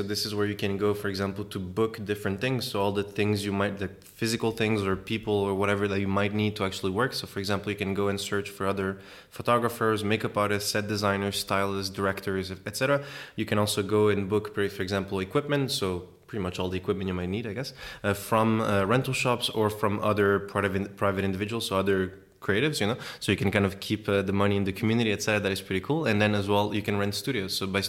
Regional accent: Switzerland; also born or lived in Mozambique; I'm from Switzerland as well, Switzerland and Mozambique. We started in Switzerland

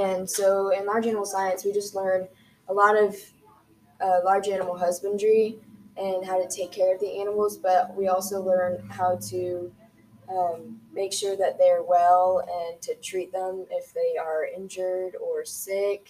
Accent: CNE, Ohio, United States; I'm from CNE, and I've been homeschooled my whole life

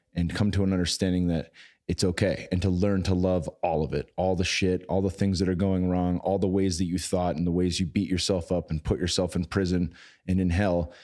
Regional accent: San Jose, California, United States; my hometown in San Jose

